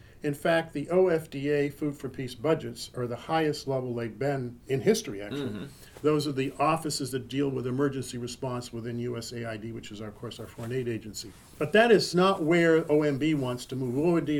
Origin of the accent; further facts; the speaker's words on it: Holliston, Massachusetts, United States; you mean Holliston, where I was brought up? He said, no, Greece. I said, I'm third generation. We've been here 100 years.